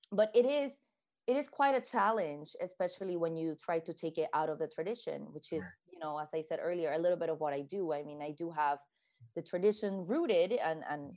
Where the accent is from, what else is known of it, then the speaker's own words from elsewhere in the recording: Puerto Rico; now in Boston, United States; I am from originally from Puerto Rico, born and raised